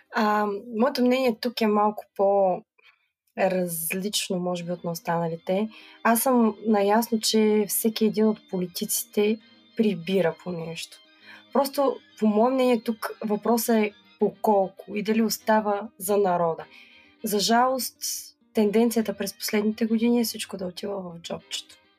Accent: Burgas, Burgas Province, Bulgaria; аз съм от град Бургас

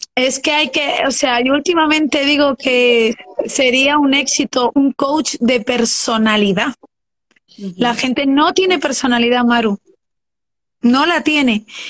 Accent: Madrid, Community of Madrid, Spain; moved away as an adult; now in Luxembourg

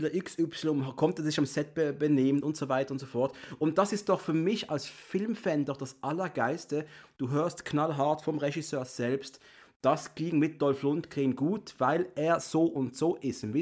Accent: Switzerland; bin Schweizer, ich kann sonst nichts sagen.

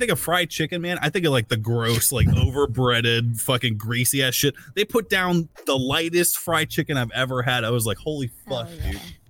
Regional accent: United States; I'm American, man.

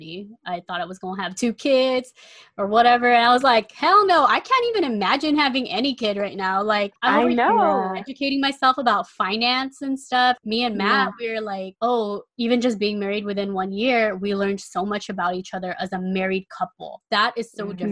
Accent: Guam; moved away; I was born and raised in Guam

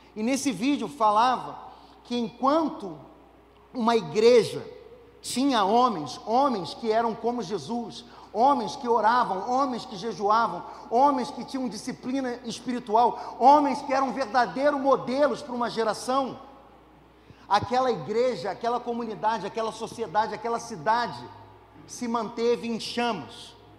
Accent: Brazil; nós, brasileiros

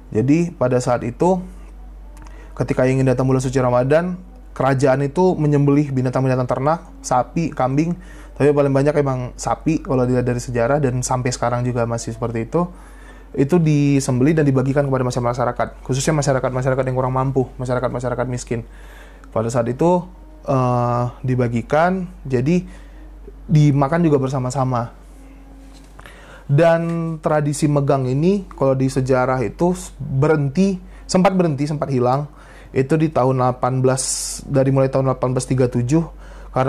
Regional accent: Aceh, Indonesia; Khususnya ini adalah budaya yang ada di wilayah gue, di kampung gue, di tradisi di Provinsi Aceh itu ada tradisi yang namanya megang.

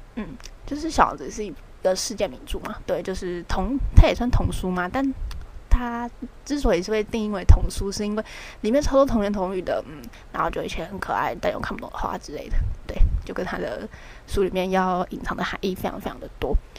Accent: Taiwan; 我们台湾人

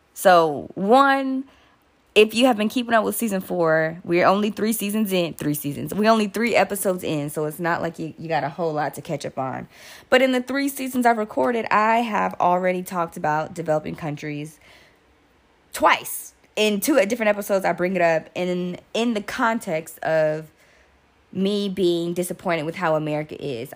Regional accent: United States; I am American

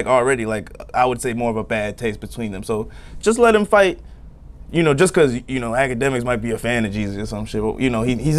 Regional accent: Florida, United States; I live in the suburbs. You know what I'm saying? I'm from Florida.

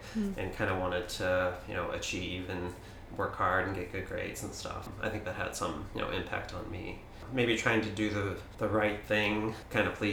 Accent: St. Louis, Missouri, United States; now in Kalamazoo, United States; I was born in St. Louis, Missouri, youngest of 5 kids, and lived kind of a Midwestern typical suburb family.

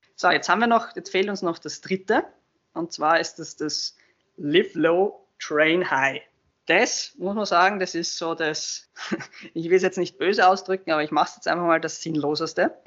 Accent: Austria; wir in Österreich

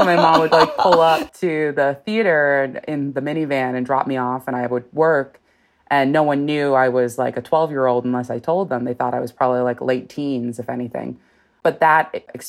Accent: Los Angeles, California, United States; I'm born and raised in Los Angeles

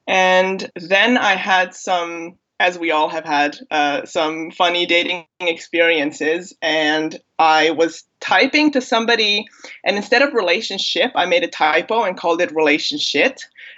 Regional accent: Germany; accent: American; also born or lived in Bosnia and Herzegovina; now in London, United Kingdom; So I was born in Bosnia, at the time Yugoslavia. I came to Germany as a baby. I'm a German national, and now I live in London in the UK. My American accent has nothing to do with anything.

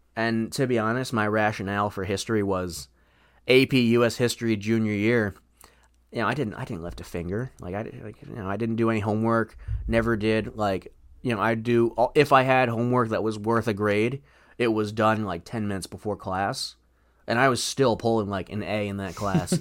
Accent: Farmington, United States; my hometown, Farmington.

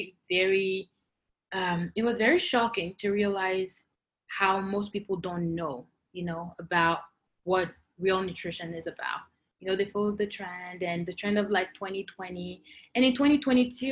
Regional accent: Côte d’Ivoire; moved away as an adult; also born or lived in Cameroon (parents' origin); now in Canada; I grew up and I was born in Cote d'Ivoire

